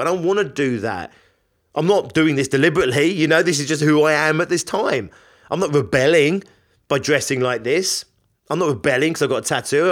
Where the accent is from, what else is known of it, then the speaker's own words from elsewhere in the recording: London, United Kingdom; I'm from London